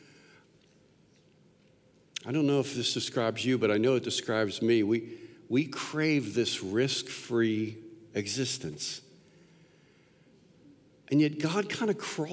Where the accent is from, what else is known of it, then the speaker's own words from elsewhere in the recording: Pennsylvania, United States; moved away as an adult; also born or lived in Pittsburgh / Philadelphia; now in Florida, United States; born and raised in the Pennsylvania area. I spent 50 years there before we moved down here to Florida, both in Pittsburgh and in Philadelphia